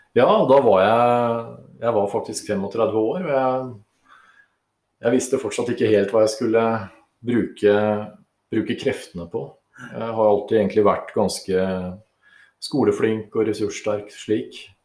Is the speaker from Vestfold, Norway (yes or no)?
no; Oslo, Norway; moved away as an adult; also born or lived in Sweden; now in Lesja, Norway; Jeg født og oppvokst i Oslo. Bekkelaget. Definitivt en bygutt